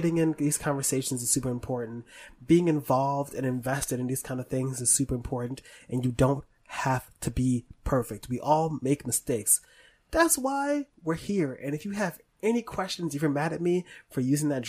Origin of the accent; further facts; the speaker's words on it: New York City, New York, United States; moved away as an adult; now in Brooklyn, United States; I live in fucking Brooklyn. And I'm from the Bronx